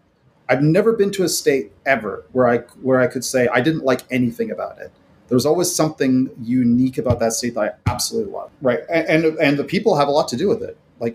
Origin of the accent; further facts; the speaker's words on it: Florida, United States; I grew up around Florida and I have an unapologetic, problematic love of Florida.